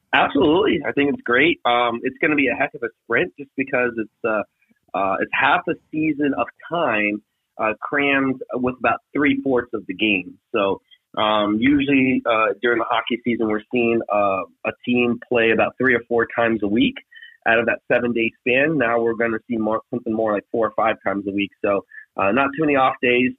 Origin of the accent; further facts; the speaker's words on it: North Carolina, United States; moved away; living in the South, living in North Carolina at the time because my dad was in the military